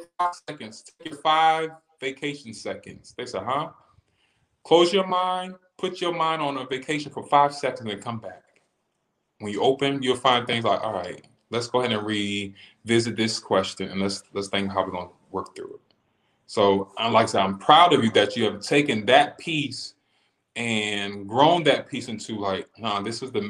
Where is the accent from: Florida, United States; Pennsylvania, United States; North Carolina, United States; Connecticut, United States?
Connecticut, United States; So growing up in a house in Connecticut, I'm from Connecticut, and growing up north